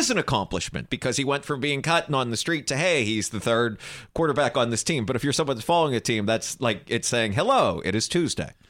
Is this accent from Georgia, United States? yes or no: no; New Jersey, United States; I I've never been so scared in my life, and I'm from Jersey.